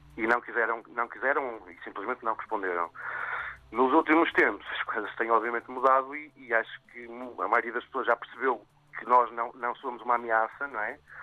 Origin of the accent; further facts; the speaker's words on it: Vila Nova de Famalicão, Norte, Portugal; Eu comecei com uma padaria em Famalicão, de onde sou e onde nasce o projeto